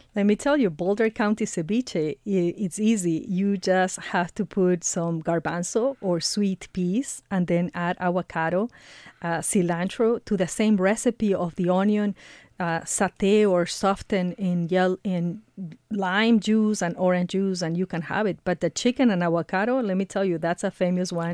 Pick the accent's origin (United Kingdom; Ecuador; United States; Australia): Ecuador; moved away; I am originally from Ecuador